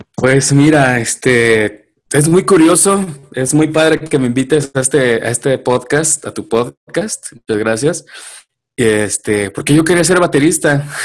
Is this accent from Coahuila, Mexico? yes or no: no; Oaxaca, Mexico; now in Mexico City, Mexico; allá en mi pueblo, en Oaxaca